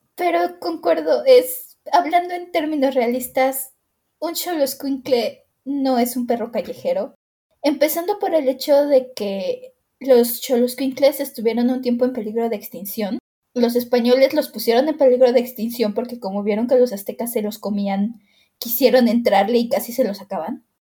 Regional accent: Mexico; also born or lived in Mexico City; siendo mexicanos

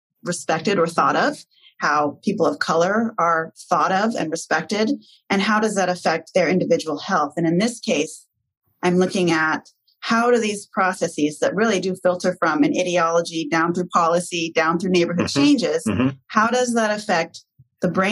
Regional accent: Portland, Oregon, United States; this is my hometown community

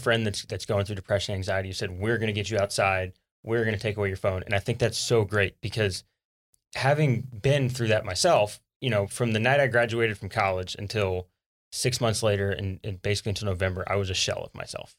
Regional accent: South Louisiana, United States; now in Texas, United States; growing up in South Louisiana

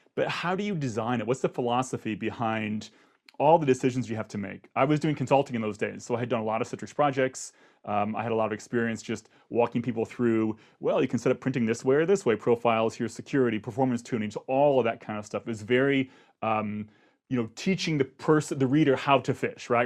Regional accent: Akron, Ohio, United States; I grew up in Akron, Ohio

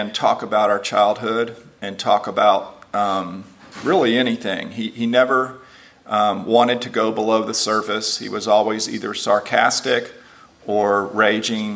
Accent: Houston, Texas, United States; moved away as an adult; also born or lived in Lubbock, Texas; now in Nashville, United States; I grew up in Houston, Texas, and he stayed in Houston, and I came to live in Lubbock for 5 years right out of college, and then to Nashville. I've been here since 1992

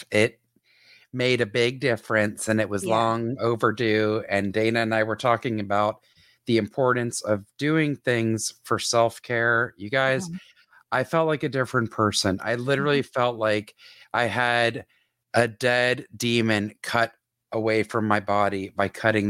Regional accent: Canada; Only because we are both Canadian citizens.

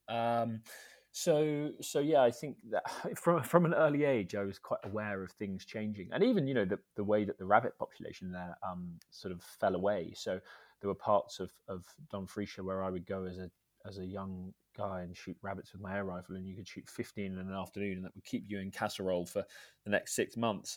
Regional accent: Scotland, United Kingdom; also born or lived in Edinburgh / Dumfries and Galloway; I grew up in Scotland, um, a mix, really, of Edinburgh and, and Dumfries and Galloway.

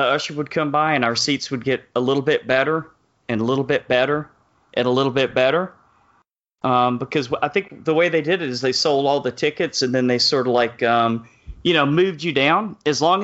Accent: Texas, United States; I'm of course from Texas

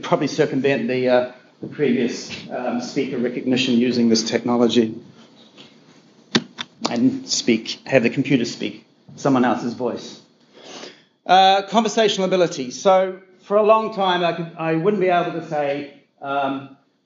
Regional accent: New Zealand; I'm a New Zealander

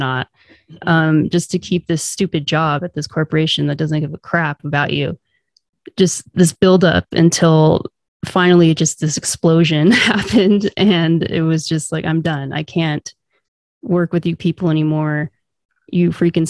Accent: Southern California, United States; moved away as an adult; We were born and raised in Southern California.

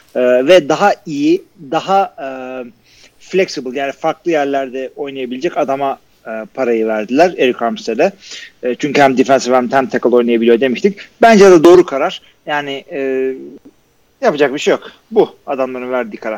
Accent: Turkey; Akdeniz memleketi bizimkisi gibi kanları kaynıyor.

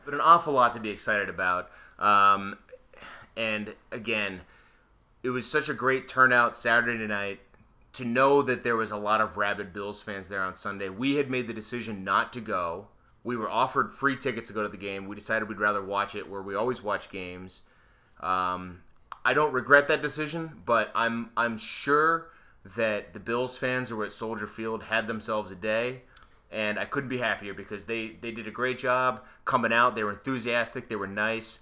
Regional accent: Erie, Pennsylvania, United States; I'm from Erie.

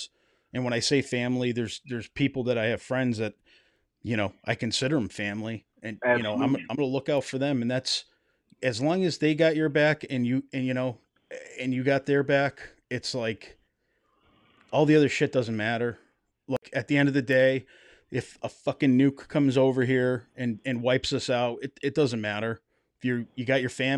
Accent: Western Massachusetts, United States; I grew up in Western Massachusetts

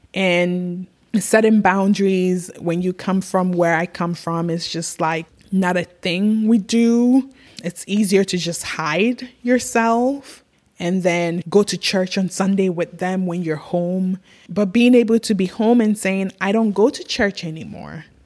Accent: Ghana; now in United States; as a little girl growing up in Africa

